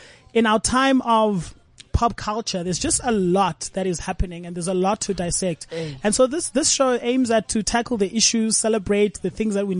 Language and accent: English; South Africa; as South Africans